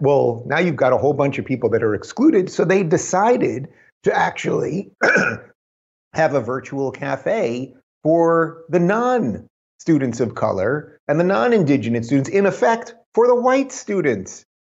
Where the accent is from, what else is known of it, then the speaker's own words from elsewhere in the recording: New York, United States; moved away as an adult; I come from New York. I was born in New York. I was a New Yorker most of my life